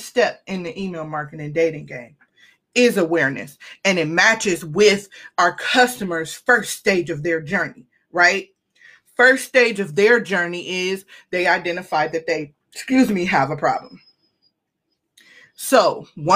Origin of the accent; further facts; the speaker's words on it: Cleveland, Ohio, United States; I'm from Cleveland